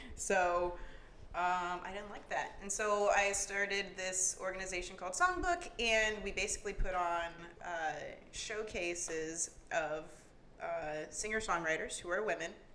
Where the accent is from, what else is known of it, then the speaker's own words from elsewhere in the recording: Jacksonville, Florida, United States; I'm from Jacksonville, uh, born and raised